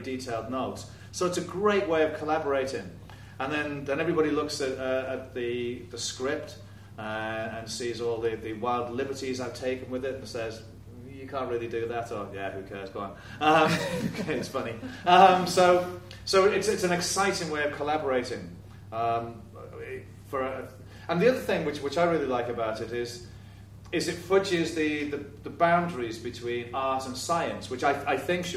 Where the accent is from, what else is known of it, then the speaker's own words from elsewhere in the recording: Liverpool, North West England, United Kingdom; I'm from Liverpool Irish migrant stock, so it's part of my history as well